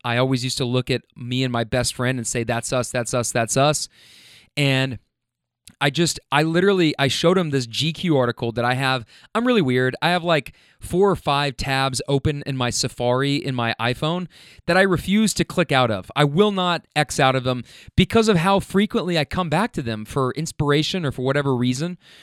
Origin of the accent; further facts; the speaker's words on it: Louisville, Kentucky, United States; moved away as an adult; also born or lived in Lexington, Kentucky; now in Atlanta, United States; I'm from Louisville, Kentucky